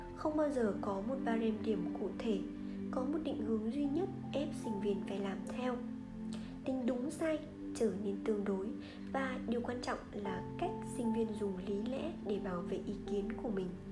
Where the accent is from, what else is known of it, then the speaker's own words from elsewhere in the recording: Vietnam; moved away as an adult; now in United States; tôi từ Việt Nam qua